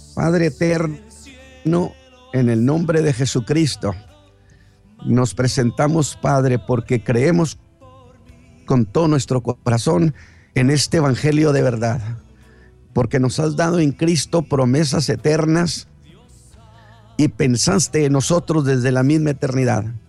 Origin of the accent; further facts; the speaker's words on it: Chihuahua, Mexico; now in Monterrey, Mexico; yo soy chihuahuense